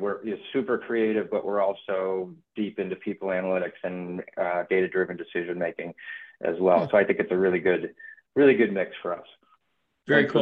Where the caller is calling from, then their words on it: New York area, United States; moved away; I'm calling from the New York area. I uh, live outside New York City and uh, been here long enough to, I think, be a New York native.